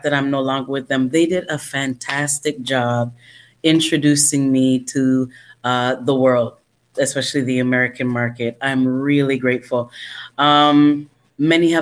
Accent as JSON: {"language": "English", "town": "Toronto", "region": "Ontario", "country": "Canada", "tie": "born or raised there", "said": "was born in Toronto, Canada. I am a Canadian citizen."}